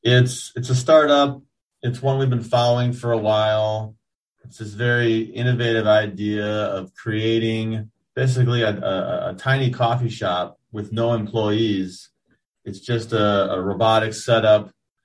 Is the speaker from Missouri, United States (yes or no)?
no; Pewaukee, Wisconsin, United States; Pewaukee, my hometown